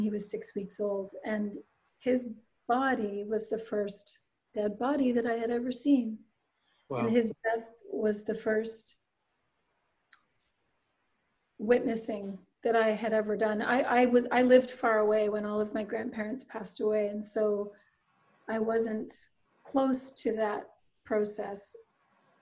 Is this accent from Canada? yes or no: yes; Halifax, Nova Scotia, Canada; I grew up in Halifax, which is the capital city of Nova Scotia